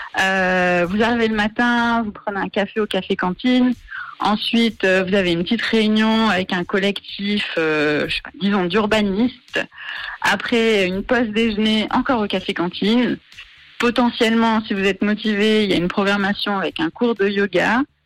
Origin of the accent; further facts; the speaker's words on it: Marseille, Provence-Alpes-Côte d'Azur, France; moved away as an adult; also born or lived in York / Bern / Paris / Lausanne; now in Yverdon-les-Bains, Switzerland; je suis franco-suisse, je suis originaire de Marseille.